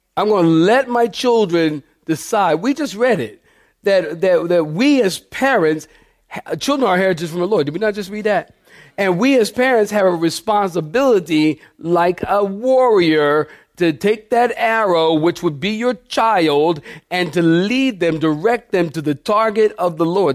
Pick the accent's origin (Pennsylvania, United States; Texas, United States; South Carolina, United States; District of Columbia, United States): Pennsylvania, United States; Philadelphia; moved away; also born or lived in Camp Pendleton; I'm from Philadelphia.